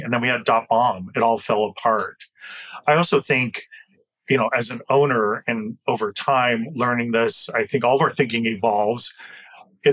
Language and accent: English; Flathead Indian Reservation, western Montana, United States; I grew up on the Flathead Indian Reservation located in western Montana